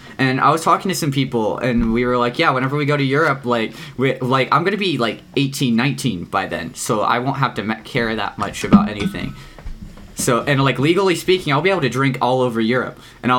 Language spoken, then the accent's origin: English; North Carolina, United States; I've just been in North Carolina this whole time.